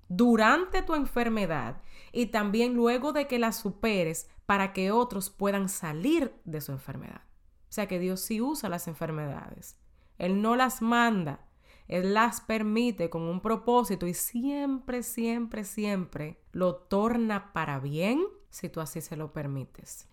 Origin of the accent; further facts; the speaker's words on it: Dominican Republic; moved away as an adult; en mi país, en República Dominicana, antes de yo mudarme para acá.